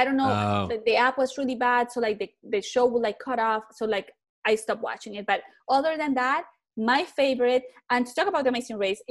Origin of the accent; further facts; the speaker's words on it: Colombia; moved away; I'm originally from Colombia